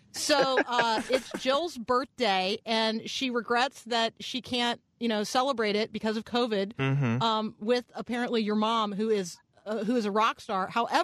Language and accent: English; Tampa, Florida, United States; I grew up in Tampa, so Busch Gardens was, you know, the most local of theme parks.